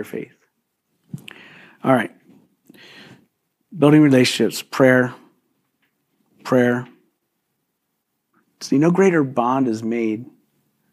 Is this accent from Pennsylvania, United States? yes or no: yes; Philadelphia, Pennsylvania, United States; moved away; I was born and raised in Philly